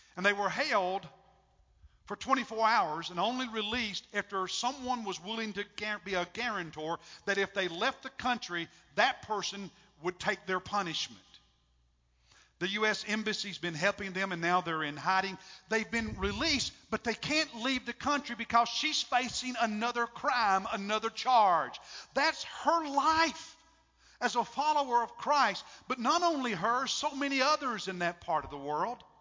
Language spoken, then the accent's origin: English; United States; I'm an American